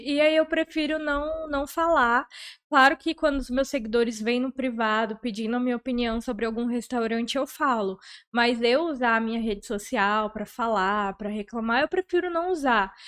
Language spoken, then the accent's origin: Portuguese; Porto Velho, Rondônia, Brazil; Sou, sou nascida e criada aqui de Porto Velho.